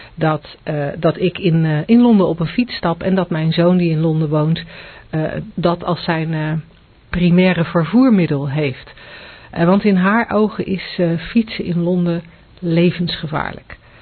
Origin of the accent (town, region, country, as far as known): Netherlands